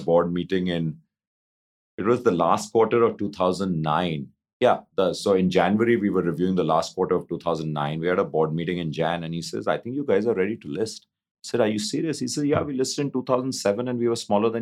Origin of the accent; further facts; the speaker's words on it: India; just being Indian, having grown up in India and, you know, done all my education in India